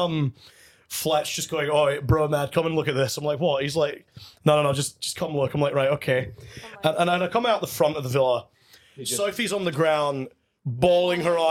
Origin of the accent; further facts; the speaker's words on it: Scotland, United Kingdom; accent: Scottish; now in Perth, Australia; I come from Scotland